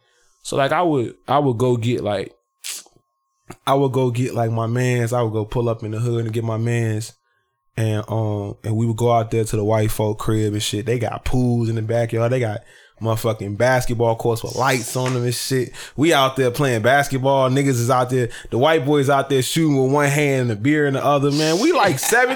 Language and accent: English; the South, United States; I'm being from the South